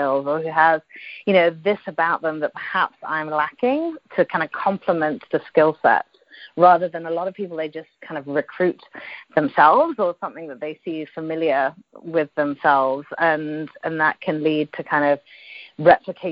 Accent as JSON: {"language": "English", "country": "United Kingdom", "also_born_or_lived": "London / Dubai / Singapore", "moved": "as an adult", "lives_now": "Silicon Valley, United States", "said": "I'm British originally, as you might tell by the accent."}